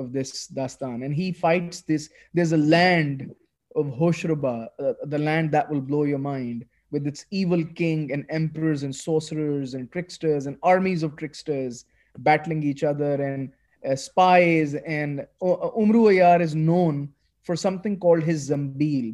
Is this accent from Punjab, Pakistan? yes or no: yes; Lahore, Punjab, Pakistan; English is a second language; I grew up in Pakistan. So when I grew up here, I rarely read in English at all